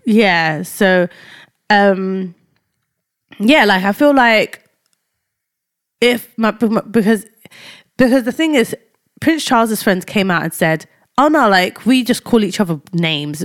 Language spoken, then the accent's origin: English; London, United Kingdom; moved away; also born or lived in Cambridgeshire; I was brought up in Tower Hamlets, yeah, specifically Whitechapel